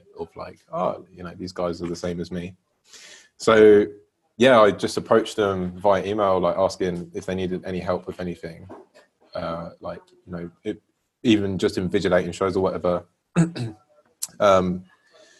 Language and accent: English; Slough, South East England, United Kingdom; also born or lived in Bournemouth; now in London, United Kingdom; born and raised in Slough